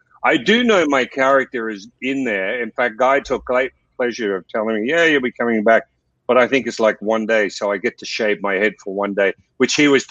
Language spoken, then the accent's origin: English; Australia; for me as an Aussie